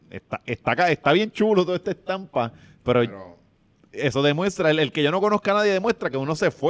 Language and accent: Spanish; Puerto Rico; el barrio de mi abuela, donde yo, yo crecí en Bélgica, en la 6, la, calle de Héctor Labo.